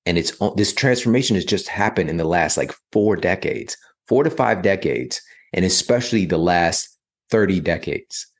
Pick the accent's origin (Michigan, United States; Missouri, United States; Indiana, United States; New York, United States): Missouri, United States; St. Louis; moved away as an adult; also born or lived in Ferguson, Missouri; now in Los Angeles, United States; growing up in, you know, South City, Saint Louis, growing up in Ferguson, Missouri